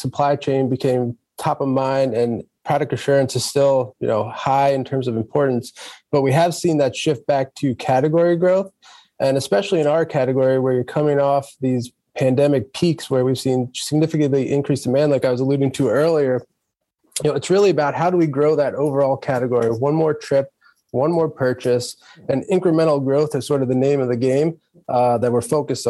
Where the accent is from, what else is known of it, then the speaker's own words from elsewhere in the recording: Philadelphia, Pennsylvania, United States; moved away; I'm originally from Philadelphia myself